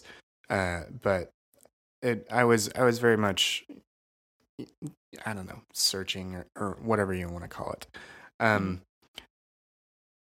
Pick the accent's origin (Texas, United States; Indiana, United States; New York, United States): Indiana, United States; Crawfordsville; I grew up in Crawfordsville, Indiana, which is a small town